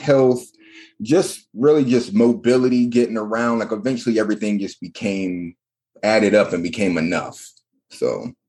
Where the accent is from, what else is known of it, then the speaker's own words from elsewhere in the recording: North Carolina, United States; I'm from North Carolina, born and raised. My dad was in the military, so I've been here and there, but North Carolina has always been near and dear and has been my home. Currently living in Charlotte, North Carolina, went to college at UNC Charlotte